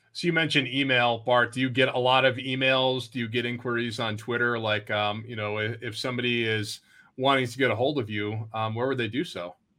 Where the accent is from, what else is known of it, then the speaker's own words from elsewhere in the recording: Vermont, United States; I grew up in Vermont